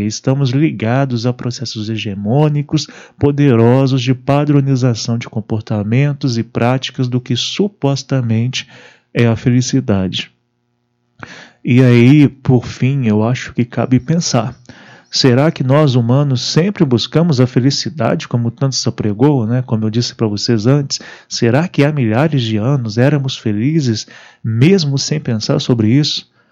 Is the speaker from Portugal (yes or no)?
no; Brazil; nossa juventude no Brasil